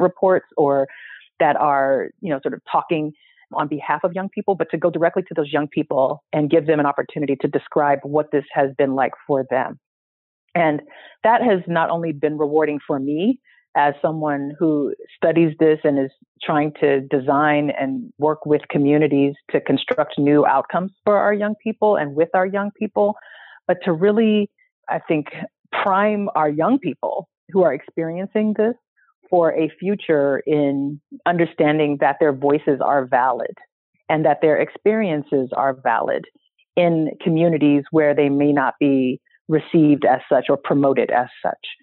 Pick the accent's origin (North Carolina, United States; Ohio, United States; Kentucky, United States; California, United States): California, United States; San Francisco; I'm from San Francisco and grew up in a family and community that was always very concerned about civil rights